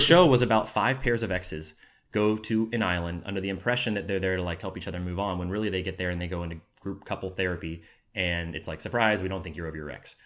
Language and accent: English; Jacksonville, Florida, United States; moved away as an adult; now in Los Angeles, United States; I'm from Jacksonville, Florida. Um, I've been in L A about six years now